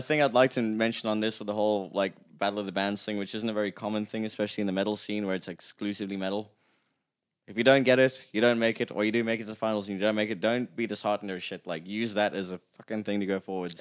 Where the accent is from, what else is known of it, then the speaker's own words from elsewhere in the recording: England, United Kingdom; moved away; I'm from England. I grew up in the snow.